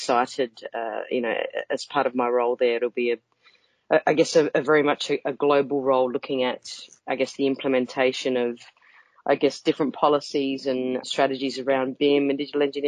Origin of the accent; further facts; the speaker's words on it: Australia; moved away as an adult; also born or lived in United Kingdom; I'm an Australian. I worked in Australia, I guess, the first part of my career, and I moved over to the UK in 2006